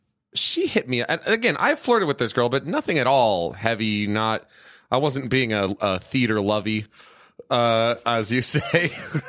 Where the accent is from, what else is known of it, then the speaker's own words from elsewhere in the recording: Los Angeles, California, United States; I'm from Los Angeles.